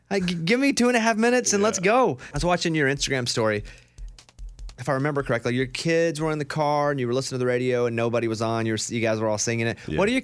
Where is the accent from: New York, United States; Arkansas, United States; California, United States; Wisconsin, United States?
Arkansas, United States; Yeah, being from Arkansas, we'd go all up and down Louisiana playing baseball mostly.